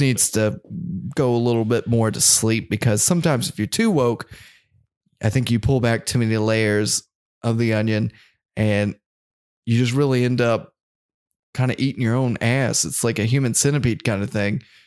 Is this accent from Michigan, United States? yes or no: no; North Carolina, United States; we're from North Carolina and NASCAR is, like, the major sport